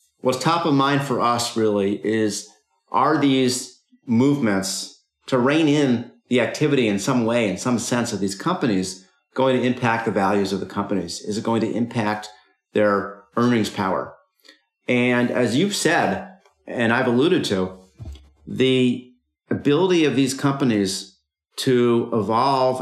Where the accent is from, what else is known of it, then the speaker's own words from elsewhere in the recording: United States; as an American